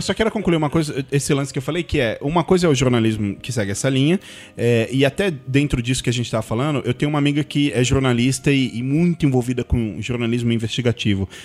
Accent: São Paulo, Brazil; eu sou de São Paulo

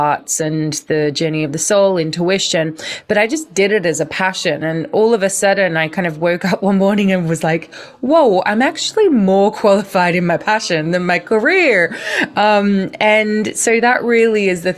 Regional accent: Australia; moved away; also born or lived in London, United Kingdom; I grew up in Australia, moving over to the UK, to London

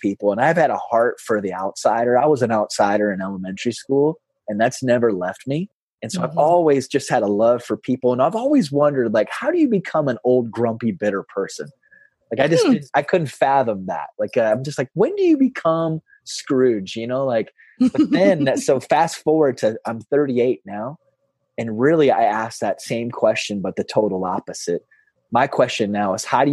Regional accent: South Dakota, United States; also born or lived in Kentucky; I'm born and raised in South Dakota. Been here my whole life with the exception of 3 years when I got my master's out in Kentucky.

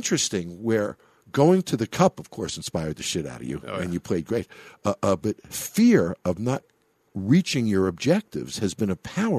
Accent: New York, United States; also born or lived in Chicago / Florida; now in Las Vegas, United States; I grew up in New York. I was a Rangers fan, but I lived in Chicago for many years

